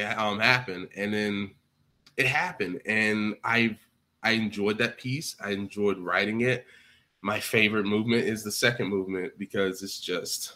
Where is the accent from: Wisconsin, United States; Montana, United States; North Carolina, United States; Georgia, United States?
Georgia, United States; I'm from Georgia.